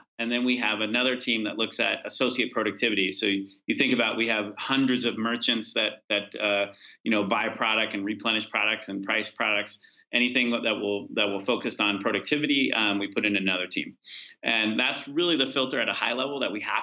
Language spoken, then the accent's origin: English; California, United States; I grew up in California